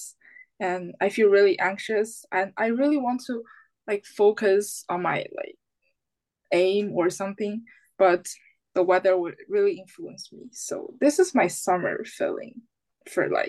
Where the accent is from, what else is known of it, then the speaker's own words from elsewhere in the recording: China; now in Canada; normally in China, in my home country